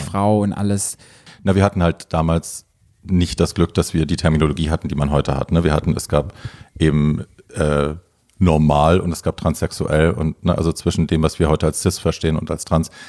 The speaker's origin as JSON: {"language": "German", "town": "Hofheim", "region": "Hesse", "country": "Germany", "tie": "born or raised there", "said": "aus Ho Hofheim. Also das ist so mein Taunuskreis."}